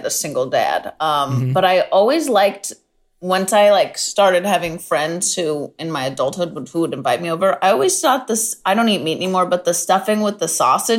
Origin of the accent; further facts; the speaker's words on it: San Diego, California, United States; I'm from San Diego.